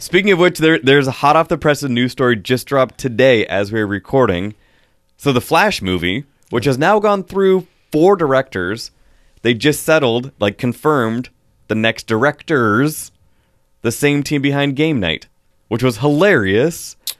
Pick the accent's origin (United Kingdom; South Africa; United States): United States; Pacific Northwest; growing up here in the Pacific Northwest